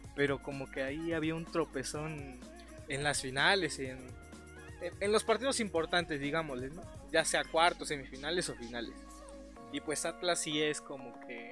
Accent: Pachuca, Hidalgo, Mexico; soy, somos de Pachuca

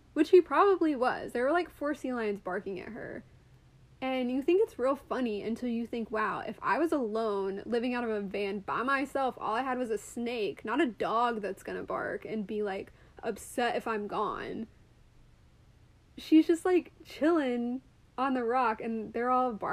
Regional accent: Arkansas, United States; I grew up in Arkansas

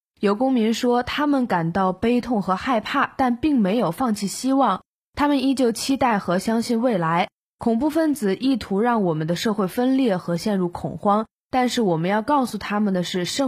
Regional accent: China; 我们中国人民是有着感同身受的这种经历的，

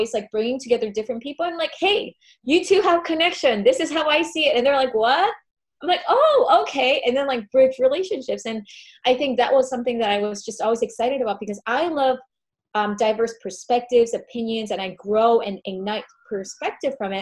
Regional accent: United States; accent: American; I am American. They recognize my accent.

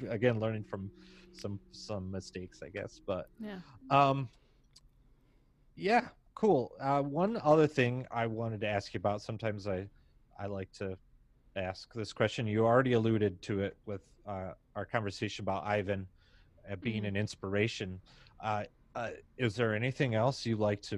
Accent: Michigan, United States; I was from Michigan. We're in Michigan

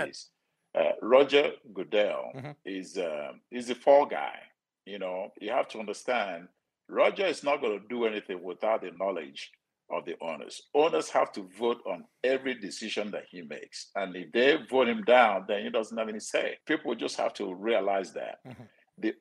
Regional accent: Nigeria; moved away as an adult; now in United States; I'm from Nigeria, the poor family from Nigeria

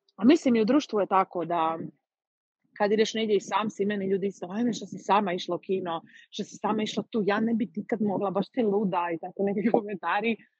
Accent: Croatia; kod nas u Hrvatskoj

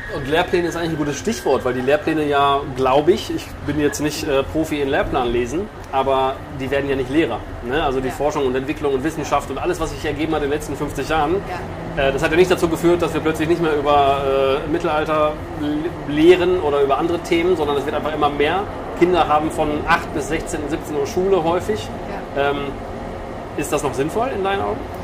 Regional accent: Bielefeld, North Rhine-Westphalia, Germany; Ich komme ja. auch von hier gebürtig

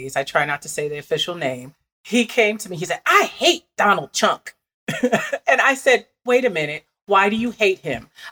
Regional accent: United States; I grew up in Union County

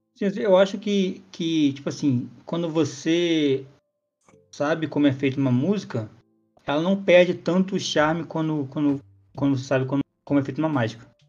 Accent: Rio de Janeiro, Brazil; Eu sou carioca

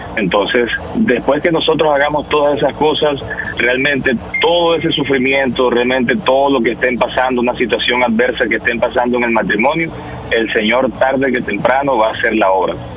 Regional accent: Valledupar, Cesar, Colombia; yo soy de Valledupar, Colombia.

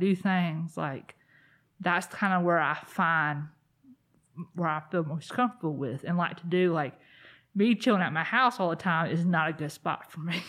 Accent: South Carolina, United States; I grew up in South Carolina

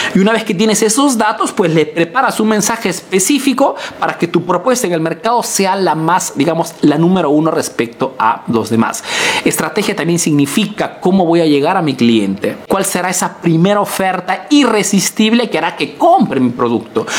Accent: Peru; now in Italy

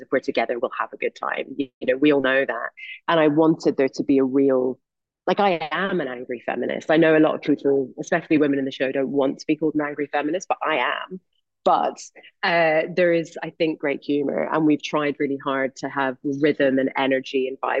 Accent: Scotland, United Kingdom; I went to university in Scotland because I'm Scottish

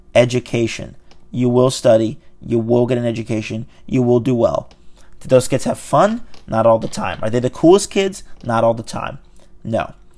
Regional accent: Brazil; English is a second language; now in United States; I'm from Brazil. You know, my mom and I came here speaking no English

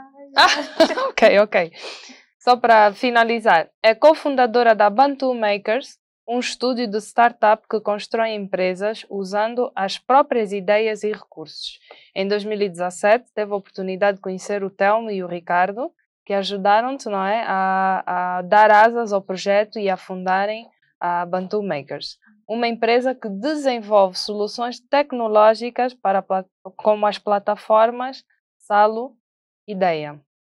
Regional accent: Angola; moved away; also born or lived in England; eu quero voltar para Angola e ajudar a reconstruir o meu país

